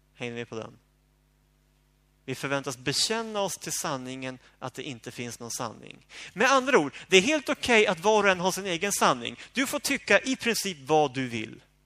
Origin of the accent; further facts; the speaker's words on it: Sweden; jag som bekväm svensk